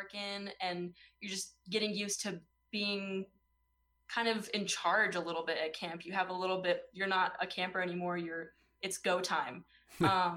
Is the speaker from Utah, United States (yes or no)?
yes; Utah, United States; I'm from Utah. I'm not from California.